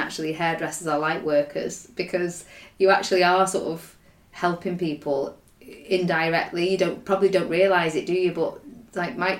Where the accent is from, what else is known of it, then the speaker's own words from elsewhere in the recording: United Kingdom; we're British